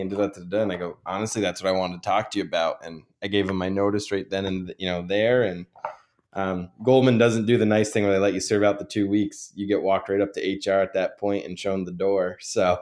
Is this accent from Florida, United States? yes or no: no; Vermont, United States; also born or lived in New York; I decided to run for the Vermont legislature, um, in my hometown